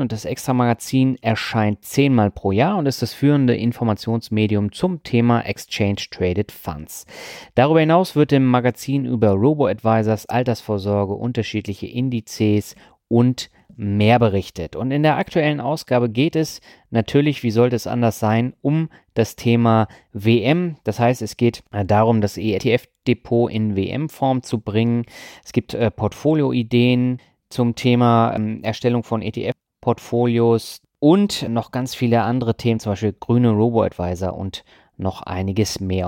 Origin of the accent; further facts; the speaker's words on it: Lübeck, Schleswig-Holstein, Germany; meiner Heimatstadt